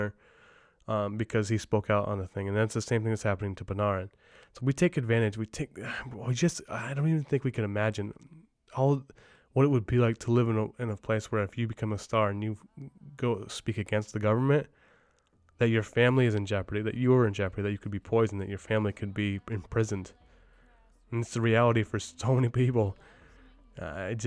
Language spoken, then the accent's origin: English; Lake Placid, New York, United States; my hometown of Lake Placid